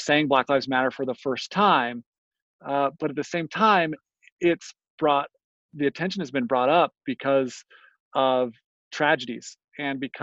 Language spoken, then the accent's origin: English; Ogden, Utah, United States; I grew up here in the Ogden area too